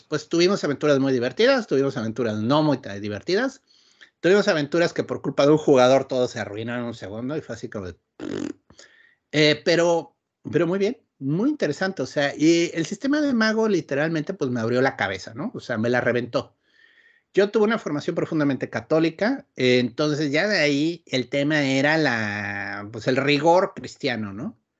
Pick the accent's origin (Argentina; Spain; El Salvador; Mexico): Mexico; Querétaro; moved away as an adult; also born or lived in Mexico City; now in Ensenada, Mexico; Yo crecí en Querétaro propiamente. O sea, nací en la Ciudad de México